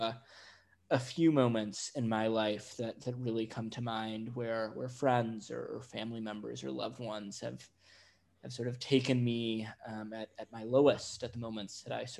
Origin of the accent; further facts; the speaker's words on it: Chicago, Illinois, United States; I grew up in the Chicago area, so in the sort of Midwestern United States.